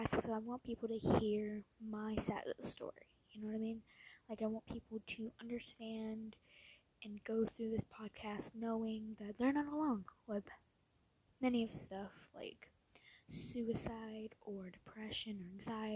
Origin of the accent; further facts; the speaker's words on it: Louisiana, United States; also born or lived in Posen, Illinois; when I was 3 years old, we moved here from Posen, Illinois. We moved to Louisiana to live closer to my dad's mother.